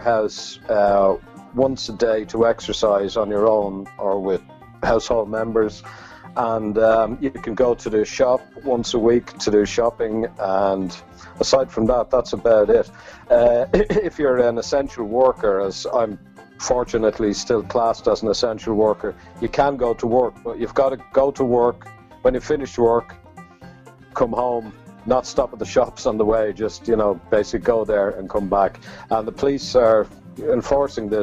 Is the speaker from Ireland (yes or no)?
yes; Ireland; moved away as an adult; now in Cambridge, United Kingdom; Being Irish